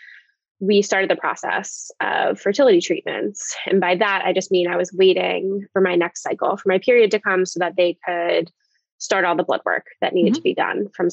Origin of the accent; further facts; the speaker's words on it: New Jersey, United States; now in Pennsylvania, United States; I'm originally from South Jersey, New Jersey